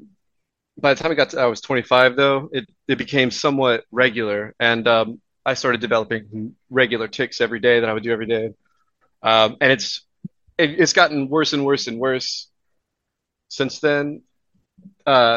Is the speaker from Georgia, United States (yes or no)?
no; Houston, Texas, United States; moved away as an adult; also born or lived in Louisiana / New York / Oklahoma; now in Vancouver, Canada; I was born in Houston, raised in Texas.